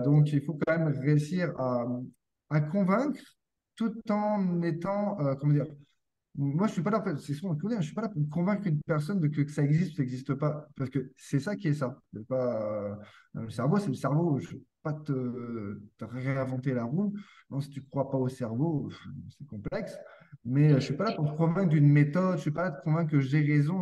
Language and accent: French; France; moved away as an adult; now in Quebec, Canada; je suis français, je suis venu au Québec il y a 4 ans pour travailler